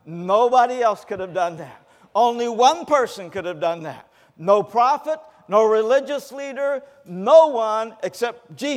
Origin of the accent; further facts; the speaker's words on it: the South, United States; born there; I was not raised going to church. Even though I was born in the South, no one took me to church.